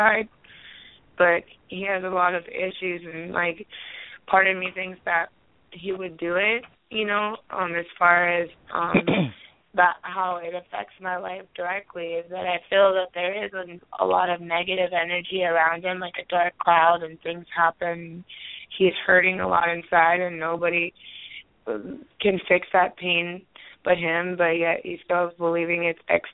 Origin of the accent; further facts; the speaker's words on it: Hawaii, United States; now in Omaha, United States; I'm from Hawaii, but I live in Omaha